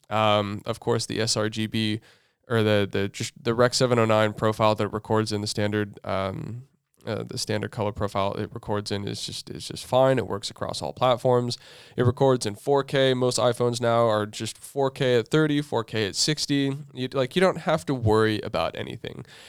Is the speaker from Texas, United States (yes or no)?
no; Southern California, United States; we're growing up in Southern California